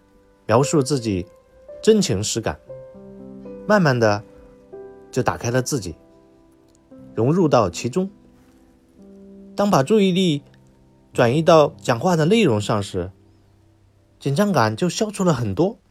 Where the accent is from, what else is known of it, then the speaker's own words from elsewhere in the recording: Hunan, China; 因为我老家是湖南的，并且生于龙年